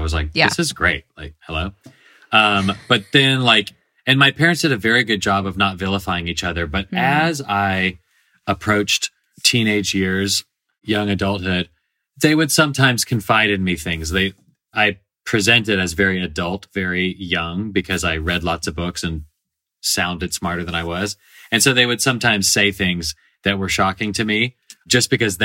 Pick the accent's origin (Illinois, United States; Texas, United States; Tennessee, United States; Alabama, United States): Tennessee, United States; Nashville; I grew up in Nashville, Tennessee, where I still live about half the time